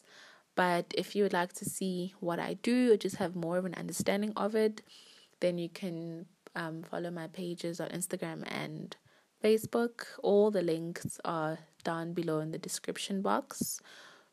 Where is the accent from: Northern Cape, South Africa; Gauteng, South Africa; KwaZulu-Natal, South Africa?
Gauteng, South Africa; Johannesburg; also born or lived in Manzini, Eswatini / Polokwane, South Africa; I was born in Swaziland, Manzini. And when I was about 1 or 2 years old, I moved to Polokwane. And then after that, I think I was like 9 or 10, we moved to Johannesburg